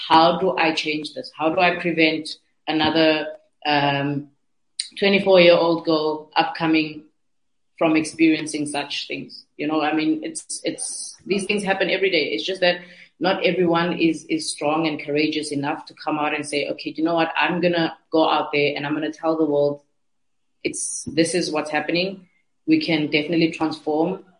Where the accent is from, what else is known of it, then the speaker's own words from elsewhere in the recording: Cape Town, Western Cape, South Africa; I'm from Nyanga.